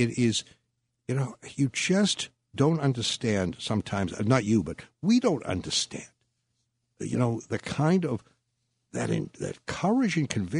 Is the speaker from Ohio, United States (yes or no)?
no; Boston, Massachusetts, United States; I'm trying to give it that Boston, because Jeff is from Boston, and I'm from Boston, so you're outnumbered.